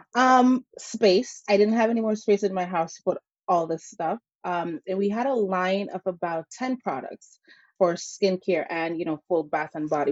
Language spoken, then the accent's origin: English; St. Ann, Saint Ann, Jamaica; now in Connecticut, United States; I grew up in Jamaica with my grandparents